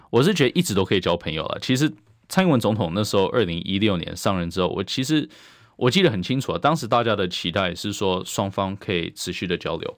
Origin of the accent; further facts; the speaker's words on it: Taiwan; 我们台湾人民